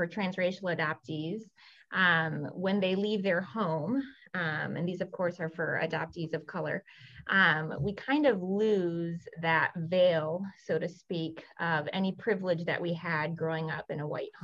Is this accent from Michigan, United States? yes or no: yes; West Michigan, United States; also born or lived in South Korea; growing up in West Michigan